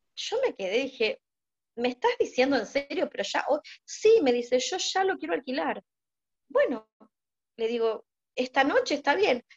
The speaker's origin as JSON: {"language": "Spanish", "region": "Buenos Aires", "country": "Argentina", "moved": "as an adult", "lives_now": "Mar del Plata, Argentina", "said": "vivo en Argentina, en Buenos Aires viví hasta mis 52 años."}